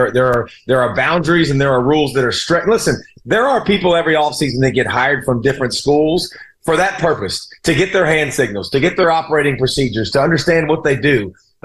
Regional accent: the South, United States; And listen, I'm from the South, right? So, like, this is not like a fandom thing that's one generation.

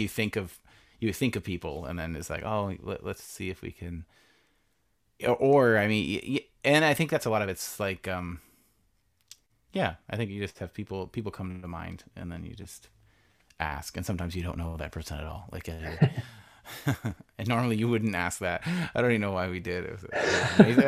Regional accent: Canada; as a Canadian.

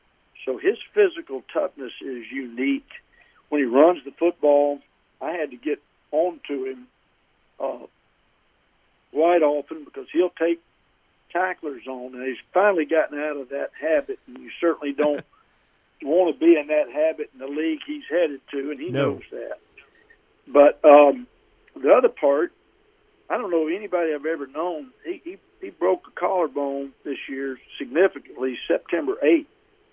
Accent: Alabama, United States; So I have followed the Giants in my youth and was a fan of theirs, even growing up in Alabama, which doesn't make much sense

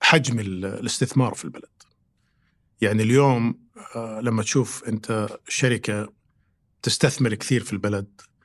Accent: Riyadh, Riyadh Province, Saudi Arabia; also born or lived in United States; انا مولود في الرياض

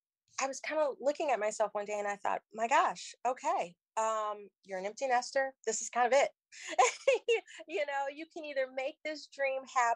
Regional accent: Chicago, Illinois, United States; moved away as an adult; now in Philadelphia, United States; I'm originally from Chicago.

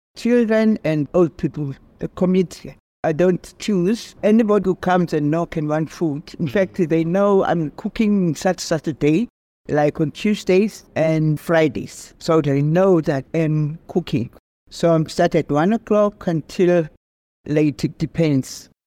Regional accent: Eastern Cape, South Africa; also born or lived in Khayelitsha, Cape Town; now in Cape Town, South Africa; I grew up in Eastern Cape

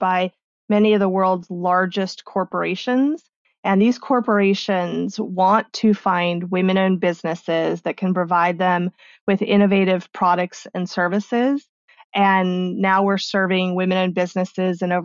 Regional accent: Arizona, United States; born or raised there; also born or lived in Mexico

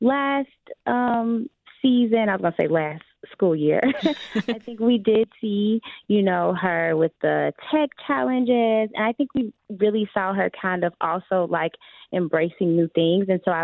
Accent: Chicago, Illinois, United States; growing up in Chicago public schools, I always felt like a CPS kid, right? Like I was a Chicago kid.

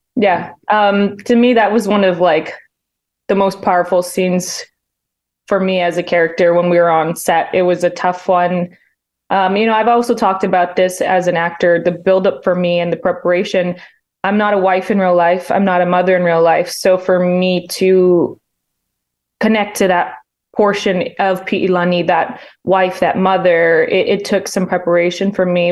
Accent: Hawaii, United States; I was born and raised in Hawaii

